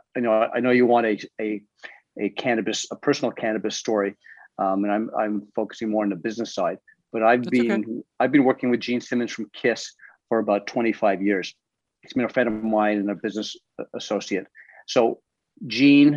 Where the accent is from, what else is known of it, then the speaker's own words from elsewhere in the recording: Toronto, Ontario, Canada; I'm from Toronto